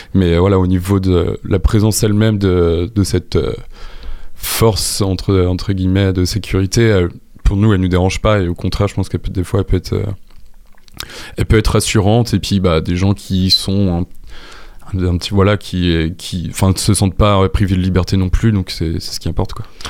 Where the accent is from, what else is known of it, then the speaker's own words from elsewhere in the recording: Le Mans, Pays de la Loire, France; also born or lived in Angers; je viens du Mans